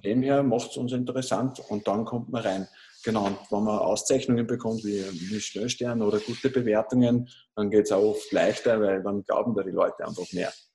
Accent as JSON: {"language": "German", "town": "Großraming", "region": "Upper Austria", "country": "Austria", "said": "ich komme aus Großraming in Oberösterreich."}